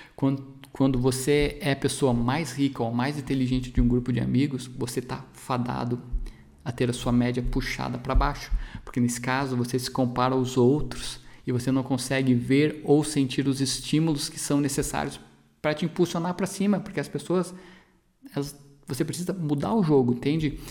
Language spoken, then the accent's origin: Portuguese; Brazil; A nossa população aqui no Brasil